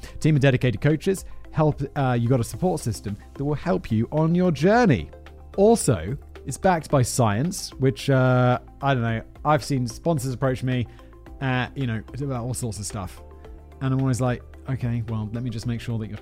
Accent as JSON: {"language": "English", "country": "United Kingdom", "said": "I'm just British"}